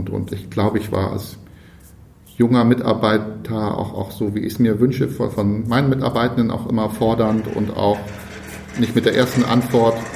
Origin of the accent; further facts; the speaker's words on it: West Berlin, Berlin, Germany; bin in West-Berlin groß geworden, deswegen ist das für mich auch so ein also nicht jetzt Freiheit, das wäre zu groß gegriffen